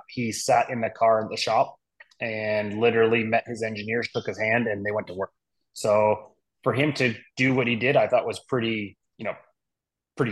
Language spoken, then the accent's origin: English; Toronto, Ontario, Canada; Toronto's my, you know, my hometown. I was born and raised just north of there